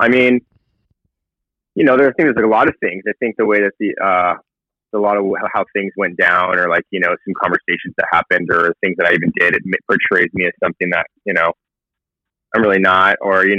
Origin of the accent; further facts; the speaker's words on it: San Diego, California, United States; moved away as an adult; also born or lived in Hawaii; now in Los Angeles, United States; I grew up in, I'm from San Diego, grew up there majority of my life. I'm born and raised, in Hawaii when I was younger. So that's, you know, Hawaii to San Diego. And then now I currently live in Los Angeles, California.